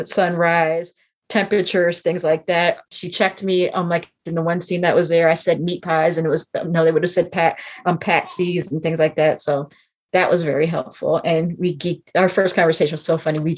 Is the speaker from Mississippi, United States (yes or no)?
no; New Jersey, United States; moved away; I grew up in New Jersey